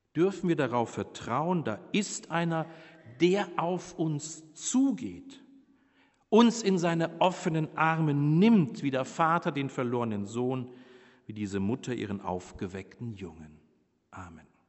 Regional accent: Bavaria, Germany; moved away; Ich komme ja aus Bayern

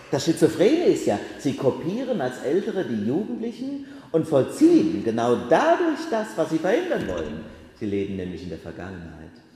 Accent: Bacharach, Rhineland-Palatinate, Germany; in Bacharach, in meinem Heimatort

